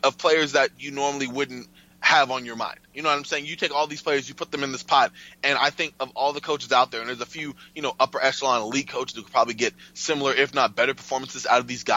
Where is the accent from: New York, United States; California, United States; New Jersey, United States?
New York, United States; New York City; I'm from Brooklyn, so I mean, I got to watch the Nets